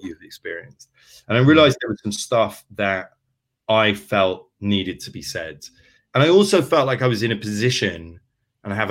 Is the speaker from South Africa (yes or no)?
no; London, United Kingdom; I grew up in inner city London. I grew up in Archway.